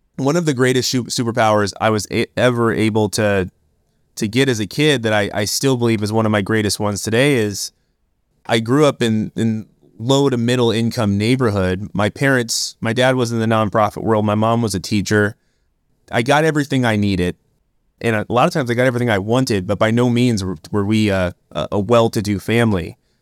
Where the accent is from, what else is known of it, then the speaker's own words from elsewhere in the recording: Oakland, California, United States; I grew up in Oakland, California